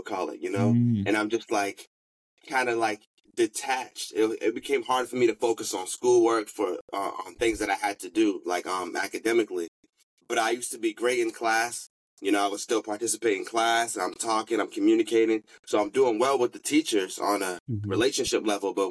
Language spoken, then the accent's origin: English; Boston, Massachusetts, United States; I'm from Boston